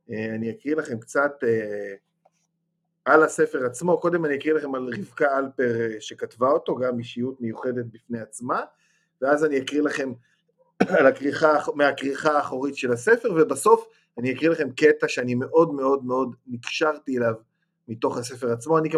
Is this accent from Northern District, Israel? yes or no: yes; Ma'alot-Tarshiha, Northern District, Israel; אני זוכר כך לפחות מילדותי, כי אני גדלתי במעלות